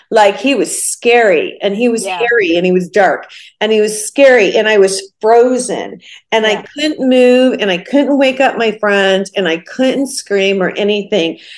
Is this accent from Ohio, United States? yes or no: yes; Ohio, United States; I, I was born and raised in Ohio.